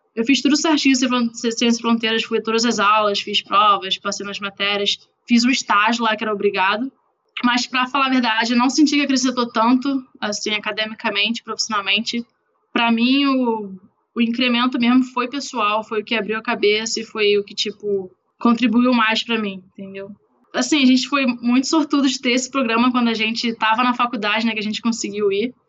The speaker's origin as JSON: {"language": "Portuguese", "country": "Brazil", "moved": "yes", "said": "Sou brasileira, sei nem falar inglês direito"}